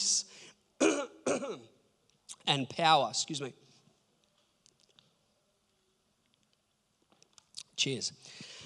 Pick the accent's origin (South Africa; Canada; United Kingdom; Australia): Australia; Port Macquarie, New South Wales; moved away; I grew up in Port Macquarie